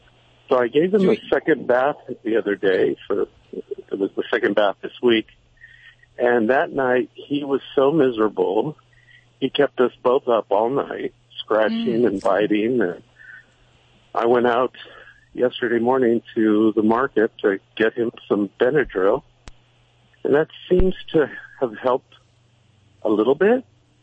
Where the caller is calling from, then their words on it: Westwood, California, United States; Well, I'm currently in Westwood.